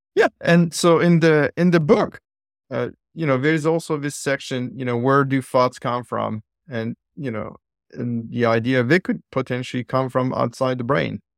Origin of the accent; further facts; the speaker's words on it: Île-de-France, France; now in San Diego, United States; I'm from Florence, so I was in suburbs of Paris in the courtyard at school